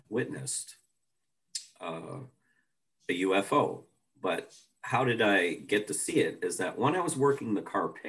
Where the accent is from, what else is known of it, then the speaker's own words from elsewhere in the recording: Toronto, Ontario, Canada; living in Scarborough as a young lad, we had moved into our house in 1963 with my parents.